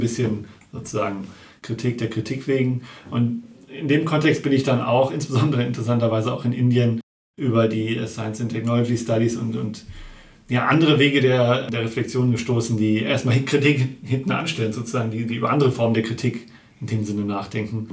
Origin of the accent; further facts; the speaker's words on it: Hamm, North Rhine-Westphalia, Germany; ich bin eigentlich äh, aus Hamm, also in Grenzen mhm. des Ruhrpots sozusagen